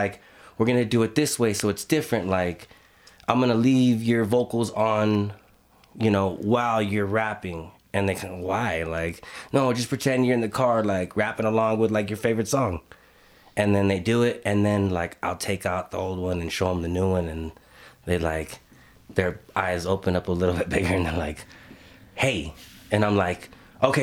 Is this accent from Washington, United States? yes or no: no; Los Angeles, California, United States; moved away as an adult; also born or lived in Albuquerque, New Mexico; now in Bernalillo, United States; I'm originally from Los Angeles, born and raised California, Los Angeles. You know, I moved out to Albuquerque 2012